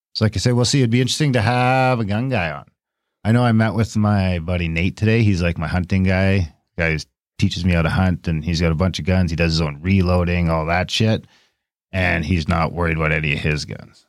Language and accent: English; Canada; I'm an Indian and we have rights to them in the treaty.